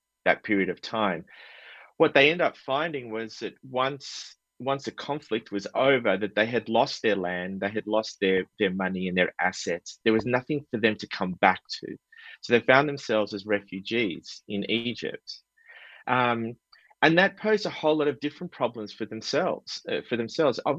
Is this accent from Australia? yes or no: yes; Australia; I was born and raised in Australia